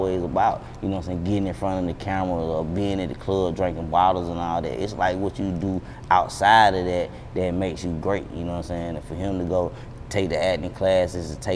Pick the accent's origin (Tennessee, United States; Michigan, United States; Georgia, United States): Georgia, United States; Atlanta; I love my city